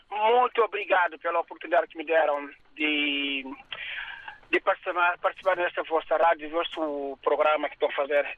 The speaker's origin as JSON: {"language": "Portuguese", "country": "Guinea-Bissau", "moved": "yes", "said": "o que passa na minha terra é lamentável"}